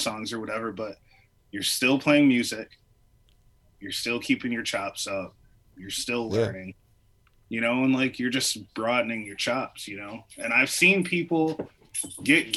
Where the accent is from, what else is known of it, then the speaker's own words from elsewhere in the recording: Michigan, United States; now in Chicago, United States; I'm originally from Michigan